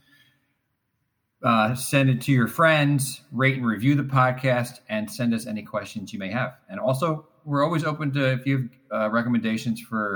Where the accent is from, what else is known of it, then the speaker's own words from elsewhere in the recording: New Jersey, United States; I grew up in New Jersey